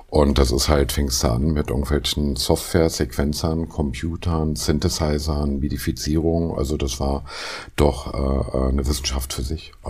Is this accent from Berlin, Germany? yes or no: yes; Spandau, Berlin, Germany; Baujahr 68, gebürtiger Spandauer